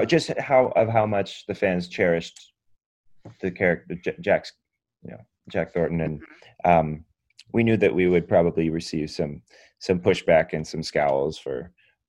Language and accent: English; Vancouver, British Columbia, Canada; moved away as an adult; now in Los Angeles, United States; having grown up in Vancouver